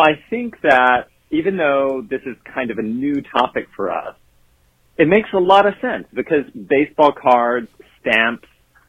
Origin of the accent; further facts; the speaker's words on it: the South, United States; I was growing up in the South, and it's just kind of what boys had to do in the rural culture that I grew up in.